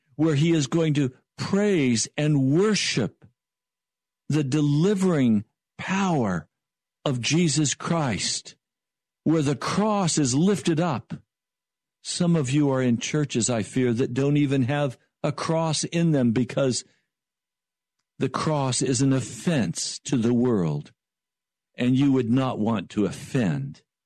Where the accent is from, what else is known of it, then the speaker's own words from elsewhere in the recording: Denver, Colorado, United States; I was born in Denver, Colorado.